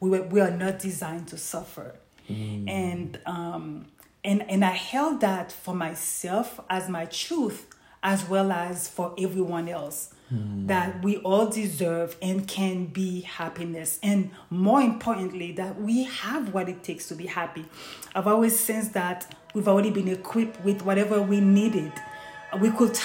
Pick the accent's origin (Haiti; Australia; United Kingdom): Haiti; Growing up in Haiti